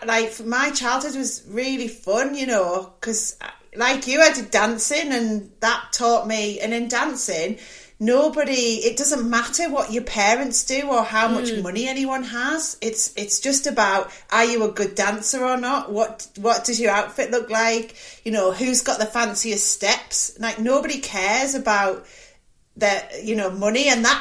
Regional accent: Middlesbrough, North East England, United Kingdom; I grew up in Middlesbrough

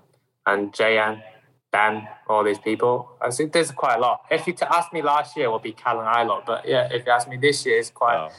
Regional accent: Shanghai, China; English is a second language; But where I'm coming from Shanghai area.

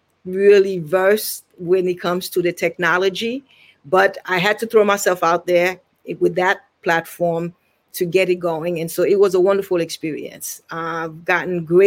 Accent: Haiti; now in Virginia, United States; I am originally from Haiti, Haitian Taino

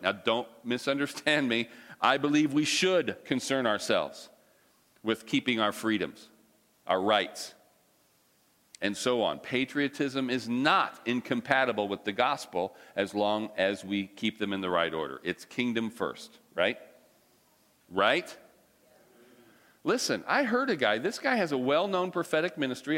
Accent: United States; I'm an American

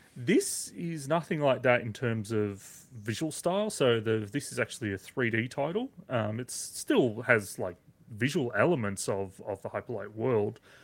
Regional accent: Australia; as an Australian gamer

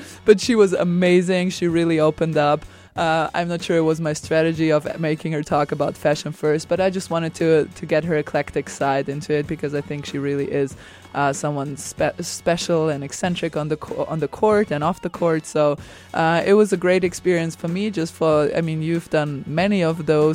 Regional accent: Serbia; I'm from Serbia

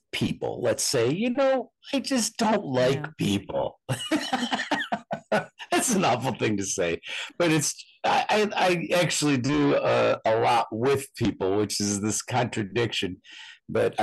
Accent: Buffalo, New York, United States; now in Cedar Rapids, United States; I was raised in Buffalo, New York, which is more on the East Coast

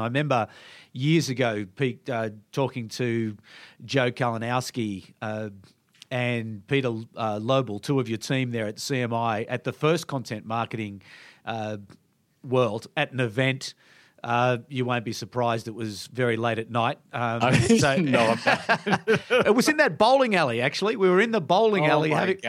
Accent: Canberra, Australian Capital Territory, Australia; I come from Canberra, so people sort of think the same thing about Canberra.

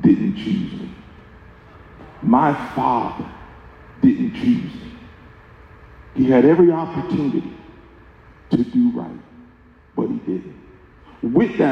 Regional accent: Pensacola, Florida, United States; now in Kansas City, United States; the church I grew up in Pensacola, Florida, fantastic church

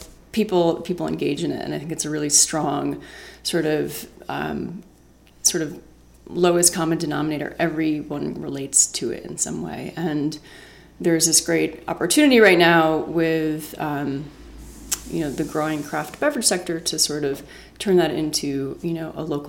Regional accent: Rensselaerville, New York, United States; I grew up in Rensselaerville

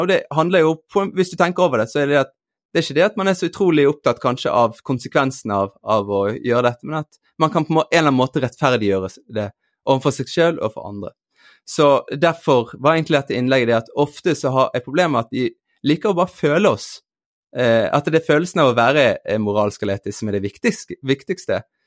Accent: Bergen, Vestland, Norway; moved away; also born or lived in Eastern Norway (Østlandet); Jeg vokste opp i Bergen, ble født i Bergen, men vokste opp også deler på Østlandet

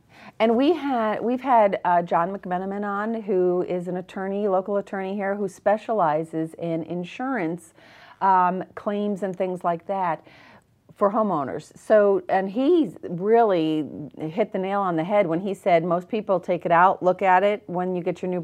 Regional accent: New England, United States; I know. I'm from New England, but you hear just so many bad things about the Patriots and everything.

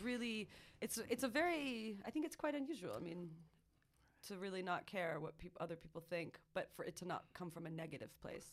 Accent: Marin County and Sonoma County, California, United States; also born or lived in Santa Cruz, California; I grew up in Marin County in Sonoma County

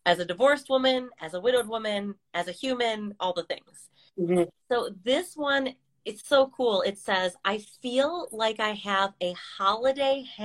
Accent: California, United States; now in Ohio, United States; so I moved from California, the West Coast, over to the East Coast in Ohio, which is more suburban, and it's like totally different life to have grass and to have a yard

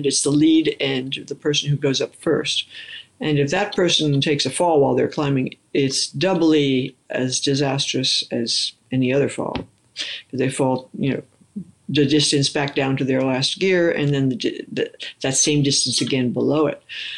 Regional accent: New York City, New York, United States; I grew up in New York City, started life in Manhattan. When I was three, we moved to Queens

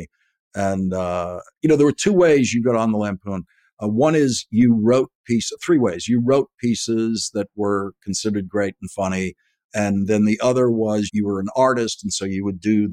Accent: Boston, Massachusetts, United States; I'm from Dorchester, which is the other end of the Red Line subway, where when I was a kid, Harvard Station was the end point

